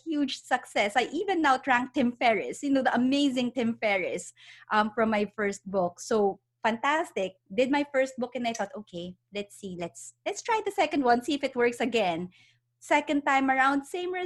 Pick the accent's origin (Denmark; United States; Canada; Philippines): Philippines; moved away as an adult; now in United Kingdom; I'm originally from the Philippines. I was born and raised there, studied psychology, but I decided to move here to the UK.